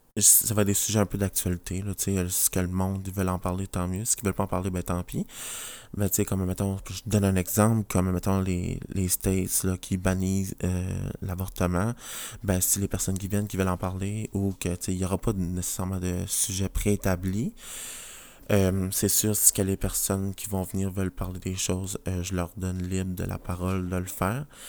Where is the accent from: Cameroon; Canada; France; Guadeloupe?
Canada; New Brunswick; je viens du Nouveau-Brunswick, la province à côté du Québec